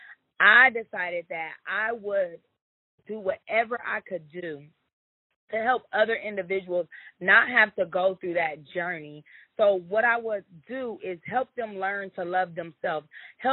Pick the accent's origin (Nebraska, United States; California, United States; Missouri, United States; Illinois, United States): Nebraska, United States; Omaha; I was born in Omaha, Nebraska